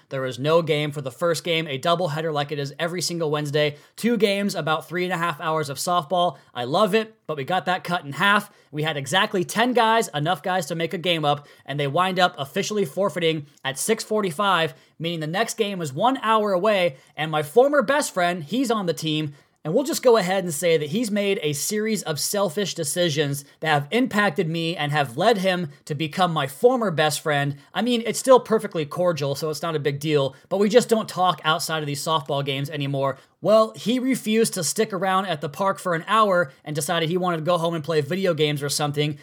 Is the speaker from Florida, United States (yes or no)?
no; Tri-Cities, Washington, United States; my hometown, which is about forty-five minutes away from where I live currently